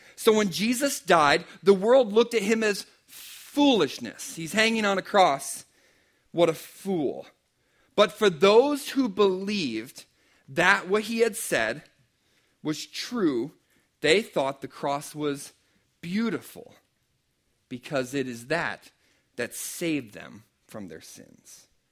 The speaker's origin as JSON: {"language": "English", "region": "Pennsylvania", "country": "United States", "said": "I'm from Pennsylvania"}